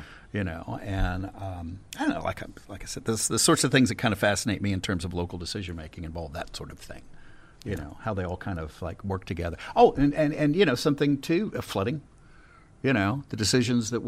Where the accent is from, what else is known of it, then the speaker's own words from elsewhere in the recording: Galveston, Texas, United States; also born or lived in Houston; We moved around an awful lot, and I was born primarily, raised primarily in Galveston, and then lived on my own in different places.